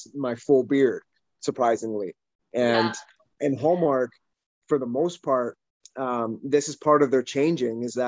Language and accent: English; Calgary, Alberta, Canada; now in Vancouver, Canada; I'm from originally Calgary, Alberta